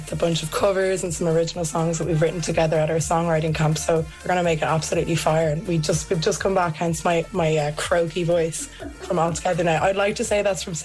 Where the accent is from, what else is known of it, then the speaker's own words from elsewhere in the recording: Ireland; I'm from Ireland